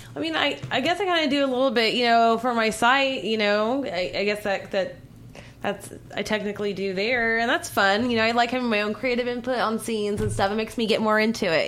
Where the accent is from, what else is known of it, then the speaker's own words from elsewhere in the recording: Southern California, United States; I'm from the Southern California